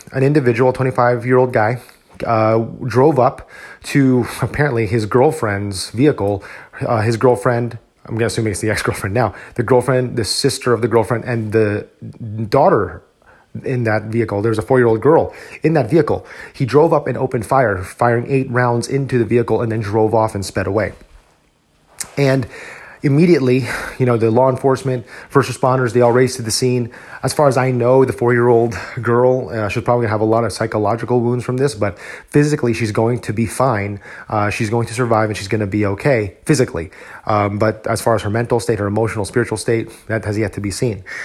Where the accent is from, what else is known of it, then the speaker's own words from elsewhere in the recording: New Jersey, United States; moved away as an adult; now in Texas, United States; before I moved here to Texas, I was studying for my civil service exam in my home state of New Jersey